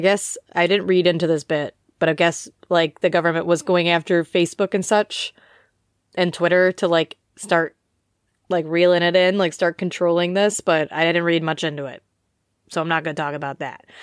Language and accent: English; United States; now in United Kingdom; I am an American living in the U K